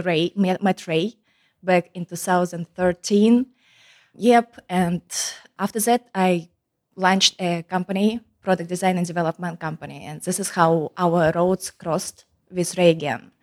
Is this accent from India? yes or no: no; Kazakhstan; English is a second language; moved away as an adult; also born or lived in Louisiana; now in United States; as you can hear by my accent, I am not originally from the United States. I am coming from Kazakhstan